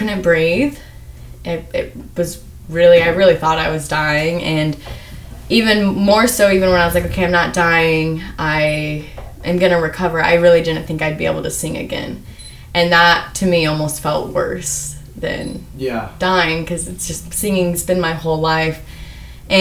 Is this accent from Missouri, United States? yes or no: yes; Independence, Missouri, United States; now in New York, United States; I grew up in Independence, Missouri.